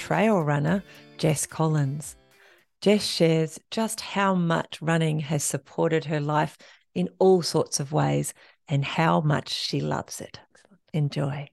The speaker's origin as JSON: {"language": "English", "region": "Tasmania", "country": "Australia", "said": "I'm from Tasmania"}